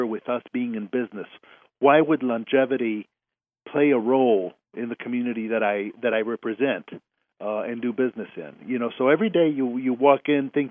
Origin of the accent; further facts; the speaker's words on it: Mexico City, Mexico; now in Houston, United States; I was raised in Mexico City